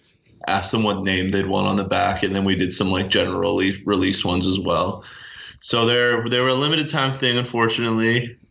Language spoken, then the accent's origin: English; Regina, Saskatchewan, Canada; we don't have like regional teams in Regina or Saskatchewan.